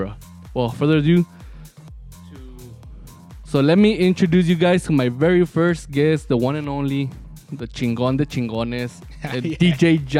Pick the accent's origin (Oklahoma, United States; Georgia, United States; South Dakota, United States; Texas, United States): Texas, United States; El Paso; We're from El Paso, Texas. So we don't got clubs.